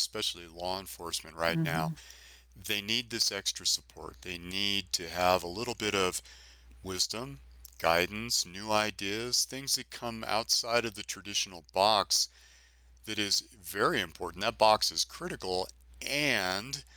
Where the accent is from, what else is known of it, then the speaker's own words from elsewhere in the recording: San Francisco, California, United States; I grew up in San Francisco